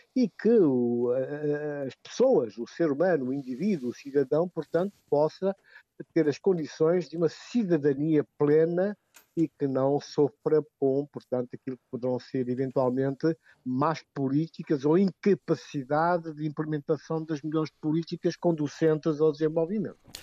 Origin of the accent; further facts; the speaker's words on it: Guinea-Bissau; minha terra, Guiné-Bissau